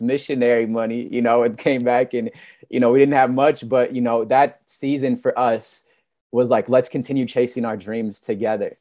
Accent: Michigan, United States; I'm from Michigan

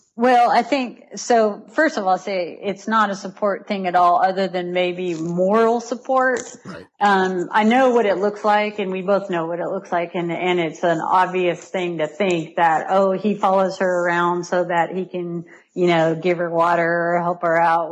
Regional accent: Riverside, California, United States; moved away as an adult; now in Chattanooga, United States; I grew up in Riverside, California

